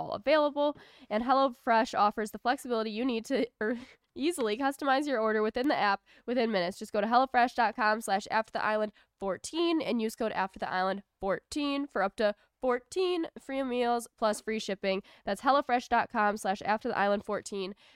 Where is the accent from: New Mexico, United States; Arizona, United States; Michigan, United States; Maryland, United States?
Michigan, United States; Detroit; Metro Detroit from Michigan